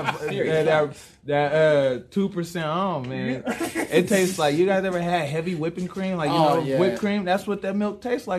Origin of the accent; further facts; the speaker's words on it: Tacoma, Washington, United States; now in Casper, United States; I'm originally from Tacoma, Washington.